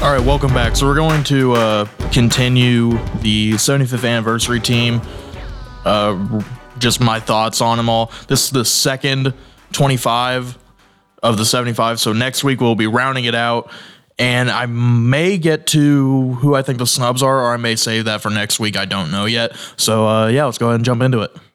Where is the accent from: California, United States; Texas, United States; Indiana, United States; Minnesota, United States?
Indiana, United States; I'm from Indiana